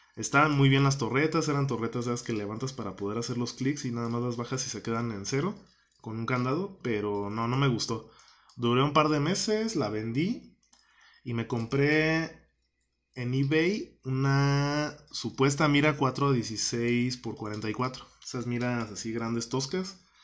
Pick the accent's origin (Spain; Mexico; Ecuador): Mexico; Guanajuato; moved away as an adult; regreso a mi, a mi tierra natal acá en Guanajuato